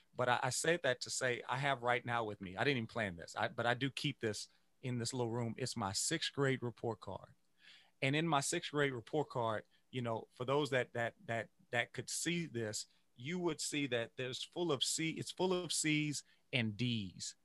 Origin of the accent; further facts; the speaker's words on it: Louisiana, United States; I grew up, I grew up in Louisiana